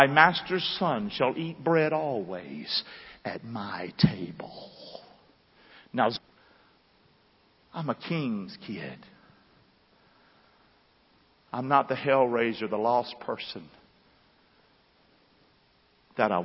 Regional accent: Rockingham, United States; I'm from Rockingham

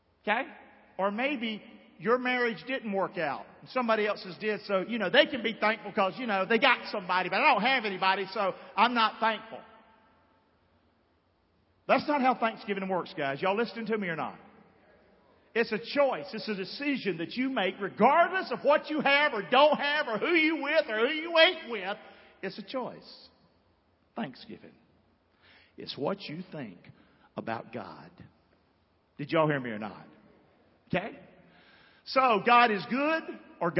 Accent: Rockingham, North Carolina, United States; now in Englewood, United States; I'm from Rockingham, North Carolina, and I'm proud

